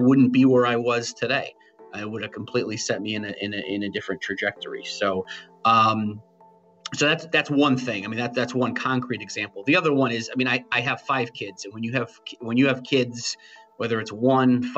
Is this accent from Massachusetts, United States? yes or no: no; New Britain, Connecticut, United States; I was the New Britain kid. I grew up in New Britain.